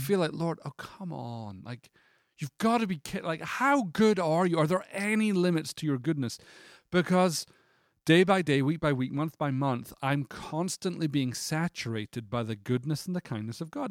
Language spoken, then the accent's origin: English; Scotland, United Kingdom; moved away; I'm Scottish